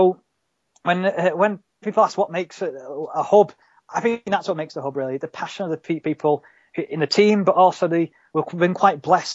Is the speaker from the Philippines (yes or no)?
no; Halifax, Yorkshire and the Humber, United Kingdom; I'm from Halifax.